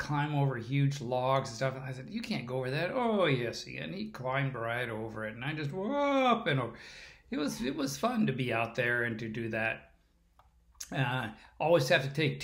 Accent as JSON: {"language": "English", "region": "California", "country": "United States", "said": "I'm a Californian"}